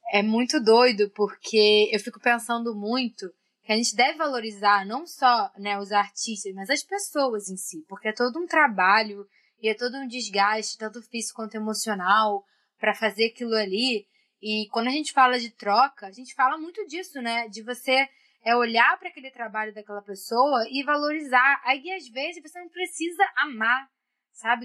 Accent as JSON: {"language": "Portuguese", "country": "Brazil", "said": "nós, como brasileiros"}